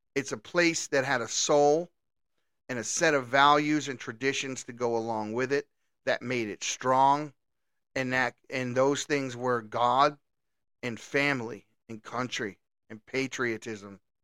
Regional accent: Baltimore, Maryland, United States; I come from Baltimore City

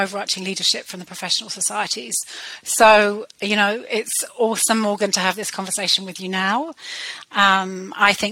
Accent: United Kingdom; accent: British; moved away as an adult; now in New Zealand; You can tell by my British accent that I trained in the UK

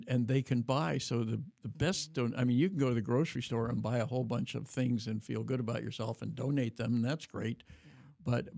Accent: Davis, California, United States; in my hometown of Davis

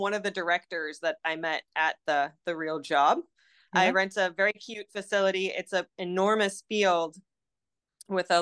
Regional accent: Cosmos, Minnesota, United States; moved away as an adult; now in Aiken, United States; when I grew up in Minnesota, it's a super small town called Cosmas. It's right in the middle of the state

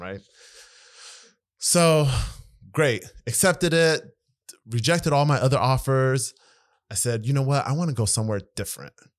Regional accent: Maryland, United States; moved away as an adult; also born or lived in Eritrea; now in Iowa, United States; We grew up in Maryland

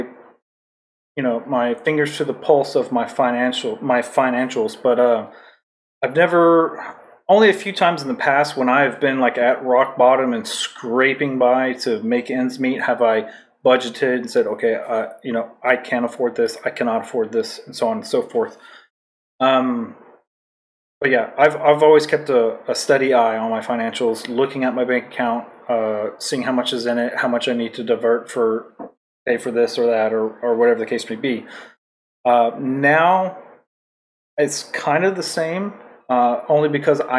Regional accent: Texas, United States; moved away as an adult; also born or lived in Japan; now in Hawaii, United States; I was born in Texas, and I grew up

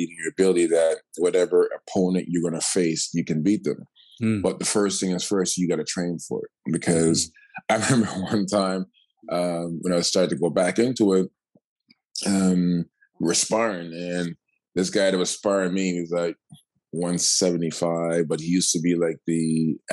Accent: Toronto, Ontario, Canada; also born or lived in Markham; I grew up in Toronto first, and then my mom was like, we need a bigger house. So like Lansdowne in St. Clair first, and then we went to Scarborough

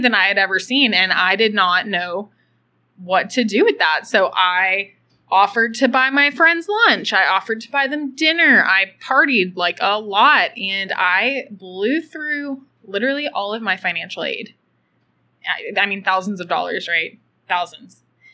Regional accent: Austin, Texas, United States; I'm originally from Austin, Texas, and I grew up in middle-class America.

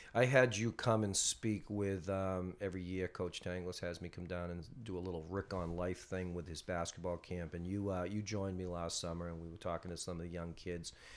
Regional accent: North Andover, Massachusetts, United States; I was from North Andover

